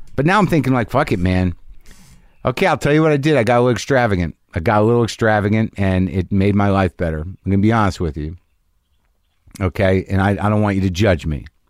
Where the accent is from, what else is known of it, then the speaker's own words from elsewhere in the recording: New Mexico, United States; also born or lived in New Jersey / New York; now in Los Angeles, United States; I grew up in New Mexico, originally